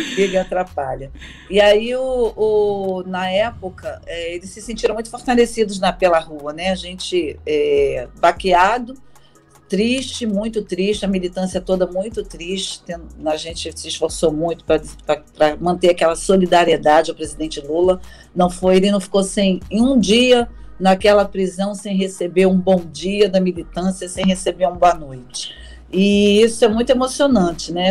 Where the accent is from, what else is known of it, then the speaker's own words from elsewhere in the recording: Baixada Fluminense, Rio de Janeiro, Brazil; sou da Baixada Fluminense, que eu tenho um orgulho, falo isso com muito orgulho, porque ali eu me formei